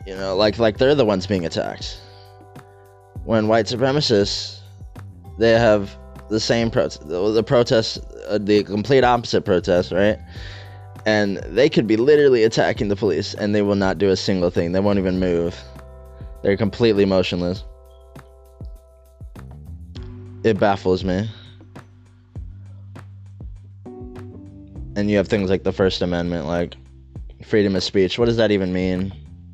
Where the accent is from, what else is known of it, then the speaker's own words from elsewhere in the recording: United States; we're Americans, right? We're American citizens. I was born in this country